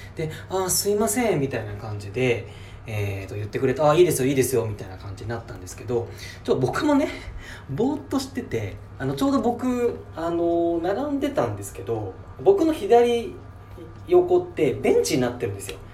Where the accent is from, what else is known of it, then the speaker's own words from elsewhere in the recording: Chiba, Japan; 千葉から来たんです